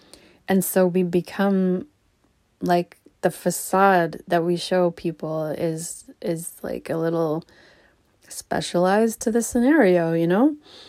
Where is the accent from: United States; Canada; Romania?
Canada; Charlottetown, Prince Edward Island; also born or lived in Alberta; I was born in Alberta. We lived in a bunch of different towns in Alberta. And then we moved east. And so eventually, by the time I left for university, we lived in Charlottetown, Prince Edward Island